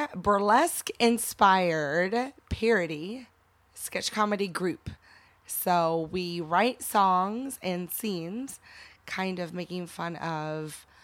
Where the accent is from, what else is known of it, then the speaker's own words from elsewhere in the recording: Portland, Indiana, United States; I was born down in Portland, Indiana. I grew up on a farm.